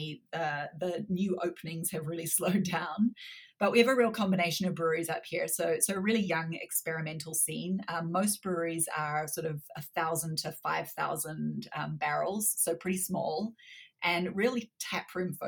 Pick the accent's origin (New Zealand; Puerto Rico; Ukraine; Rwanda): New Zealand; accent: slightly strange accent; moved away as an adult; also born or lived in Canada; now in Calgary, Canada; I was born in Canada, but grew up in New Zealand, hence the slightly strange accent, but I've been back in Canada since 2010.